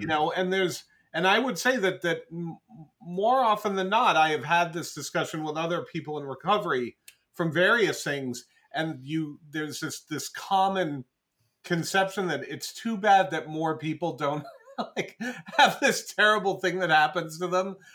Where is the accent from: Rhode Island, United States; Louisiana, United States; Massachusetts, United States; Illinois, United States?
Rhode Island, United States; Cranston; moved away as an adult; also born or lived in Providence, Rhode Island / Las Vegas, Nevada; now in Seattle, United States; I grew up in Bristol and in Cranston, Rhode Island